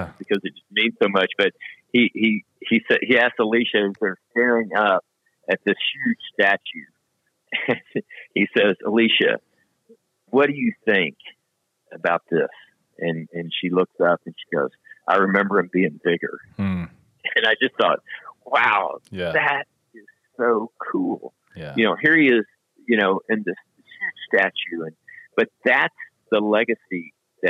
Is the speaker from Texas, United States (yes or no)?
yes; Dallas, Texas, United States; also born or lived in Toledo, Texas; now in Texas, United States; I grew up in Dallas.